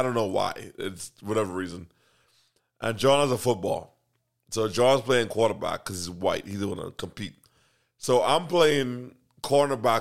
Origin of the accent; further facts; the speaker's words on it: Bahamas; I'm from the Bahamas